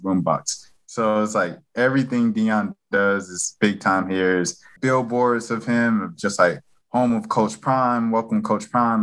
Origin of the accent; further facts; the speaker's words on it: Atlanta, Georgia, United States; I'm from Atlanta